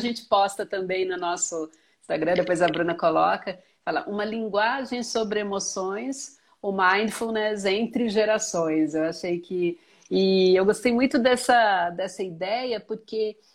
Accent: Minas Gerais, Brazil; eu sou mineira

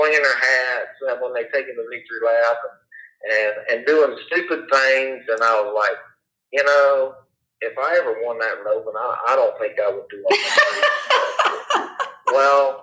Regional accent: Florida, United States; We're from Florida

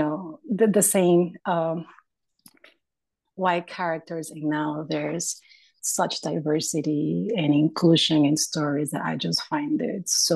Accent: Nicaragua; moved away; I'm from Nicaragua

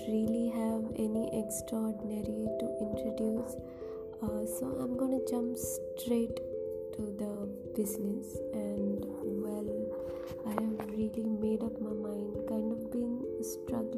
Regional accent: India; I am from India and I am proud to be Indian.

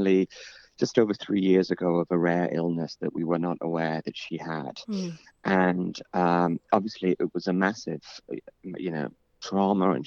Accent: Bradford, Yorkshire and the Humber, United Kingdom; moved away; So Bradford is, it is a city which often gets a sort of unfair reputation

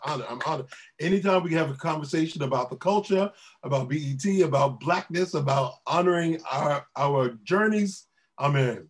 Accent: Washington, District of Columbia, United States; moved away; even where I grew up down in Southwest by the waterfront, but being able to walk, you know, a few miles, which I did almost every weekend, and be at the Capitol, be at the monument

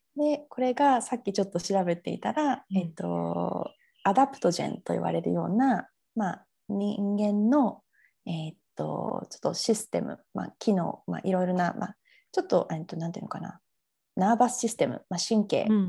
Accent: Fukuoka, Japan; moved away as an adult; also born or lived in United Kingdom; now in Sydney, Australia; 私はあの福岡市の出身なんですけど、はい、まあ、海の近くで育ったんですね。

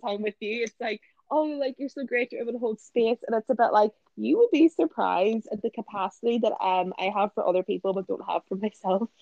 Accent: a village near Belfast, Northern Ireland, United Kingdom; moved away; I'm not from Belfast, but all of like childhood friends were there. So people that I don't see anymore because like they, they we don't live in the village that we grew up in.

